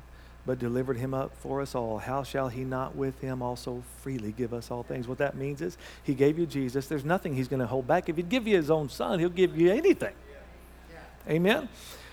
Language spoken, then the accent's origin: English; Thackerville, Oklahoma, United States; moved away; Then you know where Thackerville is, all right? That's my hometown